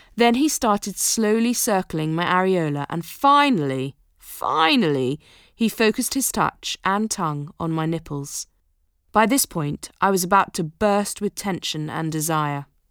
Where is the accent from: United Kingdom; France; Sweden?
United Kingdom; Being British